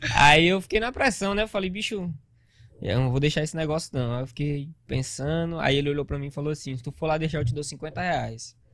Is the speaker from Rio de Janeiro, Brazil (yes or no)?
no; Grajaú, Maranhão, Brazil; moved away as an adult; also born or lived in São Paulo; now in Manaus, Brazil; eu sou, sou do Maranhão